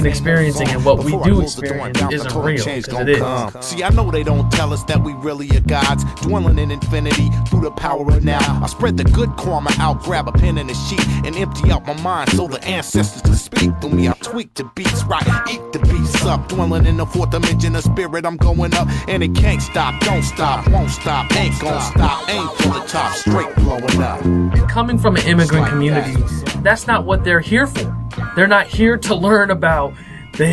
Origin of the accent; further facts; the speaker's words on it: Springfield, Ohio, United States; moved away; also born or lived in Indiana; I was raised in Ohio, in Springfield, Ohio